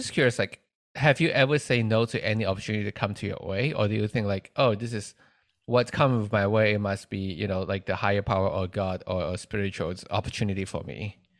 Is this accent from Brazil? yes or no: no; Malaysia; also born or lived in Florida; now in New York, United States; I'm from Malaysia. So Malaysia is a Muslim country.